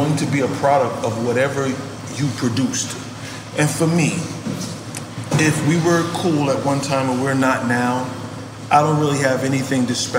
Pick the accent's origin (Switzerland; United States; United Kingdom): United States; New York; But you're from Miami. We're from New York.